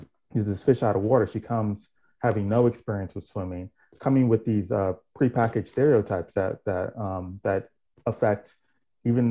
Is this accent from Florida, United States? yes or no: yes; Miami, Florida, United States; I grew up in Miami, Florida.